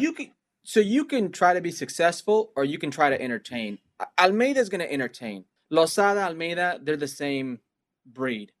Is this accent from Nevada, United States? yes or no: yes; Las Vegas, Nevada, United States; moved away as an adult; also born or lived in Los Angeles / Toronto / West Hartford; I was born in L A and I grew up in Vegas